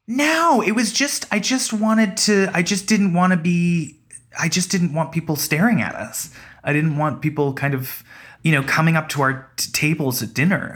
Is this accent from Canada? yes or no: yes; Toronto, Ontario, Canada; we were raised in Toronto, my whole family